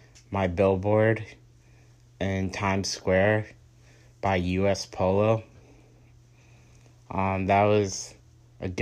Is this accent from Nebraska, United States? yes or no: no; New York City, New York, United States; I was born in Queens